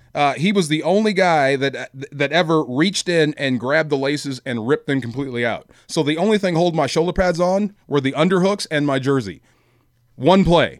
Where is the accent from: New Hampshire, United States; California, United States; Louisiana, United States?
California, United States; Bay Area; I grew up in the Bay Area